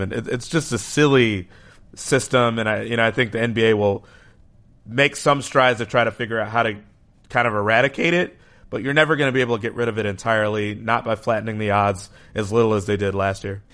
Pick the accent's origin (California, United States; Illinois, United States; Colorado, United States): Illinois, United States; Chicago; in my hometown here, Chicago